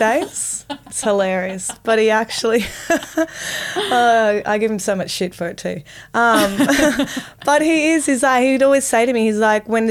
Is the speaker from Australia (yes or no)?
yes; Sunshine Coast Hinterland, Queensland, Australia; now in Sydney, Australia; I grew up in the Sunshine Coast. Oh, so beautiful. Hinterland, Sunshine Coast